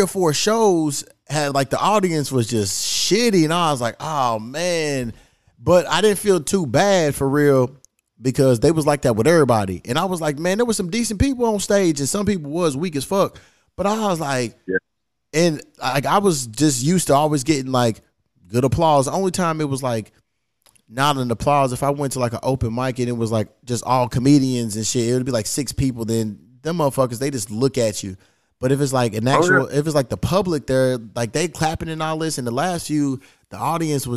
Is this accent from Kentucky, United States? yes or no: yes; Louisville, Kentucky, United States; now in Los Angeles, United States; I'm from Louisville, Kentucky, but I live in LA.